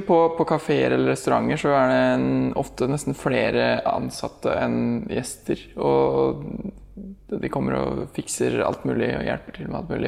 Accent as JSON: {"language": "Norwegian", "country": "Norway", "moved": "as an adult", "lives_now": "Indonesia"}